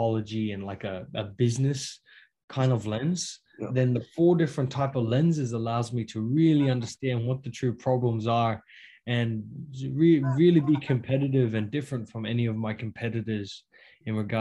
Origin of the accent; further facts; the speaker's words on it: North Queensland, Australia; moved away as an adult; now in Hawaii, United States; I'm from North Queensland in Australia